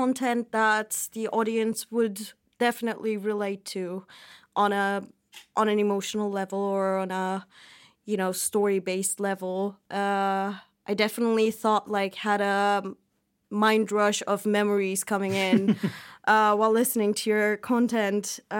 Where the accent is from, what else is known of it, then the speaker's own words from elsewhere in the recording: Turkey; English is a second language; moved away; because I'm coming from I came here from Turkey.